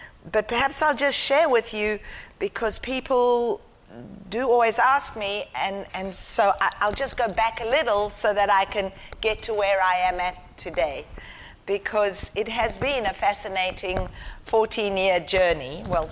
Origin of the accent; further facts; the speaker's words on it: South Africa; also born or lived in Israel; now in Australia; I was white, growing up in apartheid South Africa